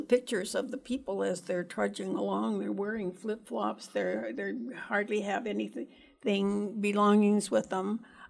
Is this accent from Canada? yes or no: yes; Canada; moved away as an adult; I think also I immigrated to this country from Canada years ago and with my husband and three children.